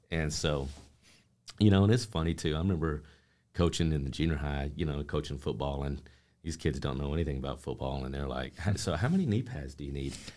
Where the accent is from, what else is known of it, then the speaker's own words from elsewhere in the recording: Amarillo, Texas, United States; I grew up here in Amarillo, um, lifelong